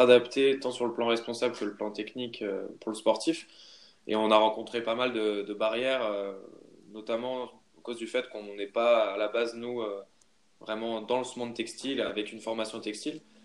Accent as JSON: {"language": "French", "area": "Haute-Savoie", "region": "Auvergne-Rhône-Alpes", "country": "France", "said": "je viens de, de Haute-Savoie"}